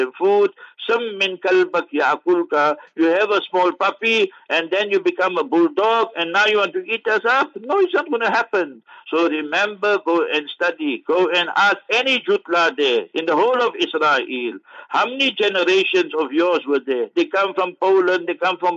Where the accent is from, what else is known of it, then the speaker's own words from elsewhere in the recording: Heidelberg, Gauteng, South Africa; Heidelberg, my hometown